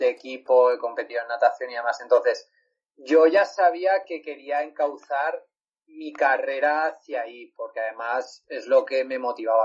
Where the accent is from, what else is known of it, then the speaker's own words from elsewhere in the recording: Valencia, Valencian Community, Spain; yo soy de Valencia